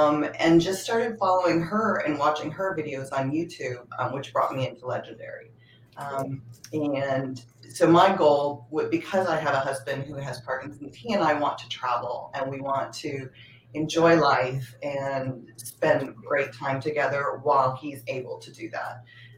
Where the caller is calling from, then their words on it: California, United States; I am in the Bay Area in California.